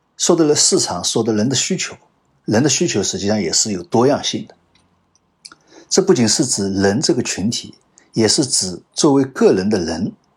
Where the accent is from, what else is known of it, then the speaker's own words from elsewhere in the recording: China; 我们中国人